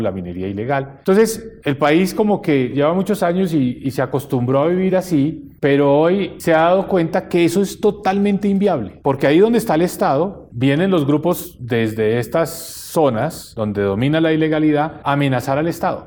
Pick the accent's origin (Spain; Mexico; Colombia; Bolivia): Colombia; como colombiano